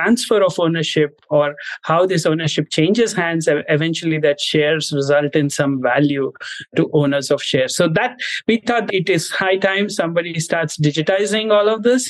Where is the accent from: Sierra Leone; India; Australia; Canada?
India; If you're growing up in India in the 90s, and I was